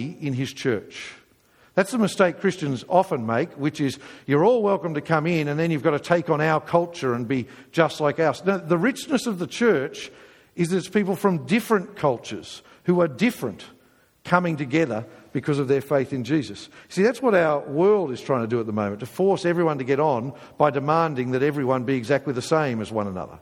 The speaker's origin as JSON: {"language": "English", "region": "England", "country": "United Kingdom", "said": "we're English"}